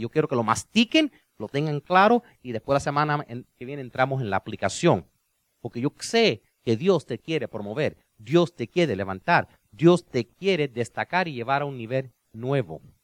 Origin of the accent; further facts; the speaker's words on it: Cuba; yo soy cubano